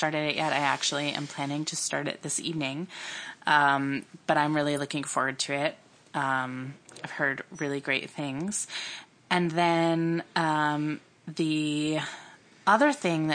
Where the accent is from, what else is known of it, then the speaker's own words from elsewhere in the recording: Peabody, Massachusetts, United States; moved away; I grew up in Massachusetts in the suburbs of Boston, and I grew up in a town called Peabody